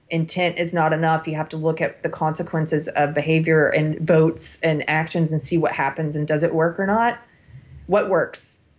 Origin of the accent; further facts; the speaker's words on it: California, United States; now in Texas, United States; I met these people in my little town here in Texas who learned I was from California